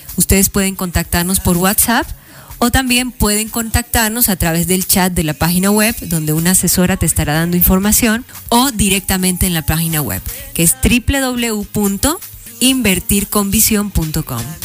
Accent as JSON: {"language": "Spanish", "region": "Meta", "country": "Colombia", "tie": "born or raised there", "also_born_or_lived": "Guamal, Meta / Villavicencio / Bogotá", "moved": "as an adult", "said": "Guamal fue el lugar donde yo nací luego a Casillas Meta, donde también fui criada, y en Villavicencio, y viví un tiempo en Bogotá"}